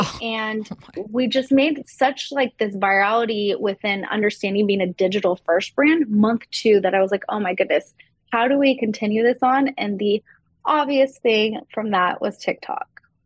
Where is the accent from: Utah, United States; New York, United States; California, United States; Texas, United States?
Texas, United States; I grew up in Texas